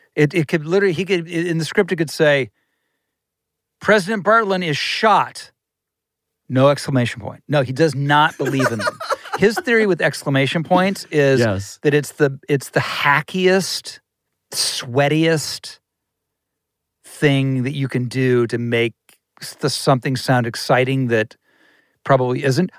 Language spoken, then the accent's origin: English; Ohio, United States; now in Los Angeles, United States; I'm from Ohio